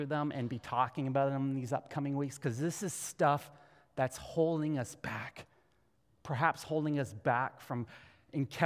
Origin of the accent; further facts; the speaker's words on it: Canada; being a Canadian Christian